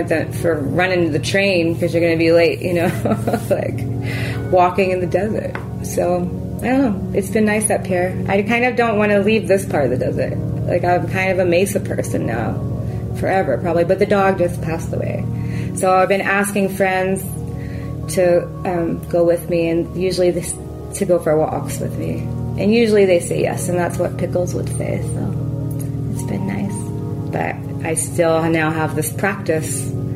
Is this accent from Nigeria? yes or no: no; Philadelphia, Pennsylvania, United States; now in Yucca Mesa, United States; I'm from Philly